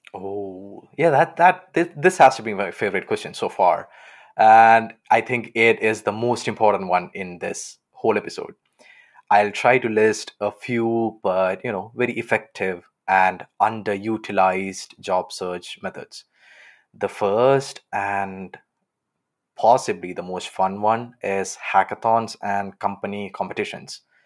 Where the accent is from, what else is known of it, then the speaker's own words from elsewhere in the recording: Kerala, India; now in Aachen, Germany; I'm from Kerala on the south side of India